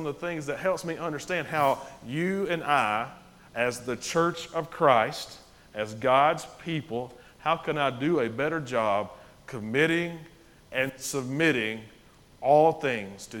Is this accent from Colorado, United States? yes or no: no; Winfield, Alabama, United States; I grew up in Winfield, Alabama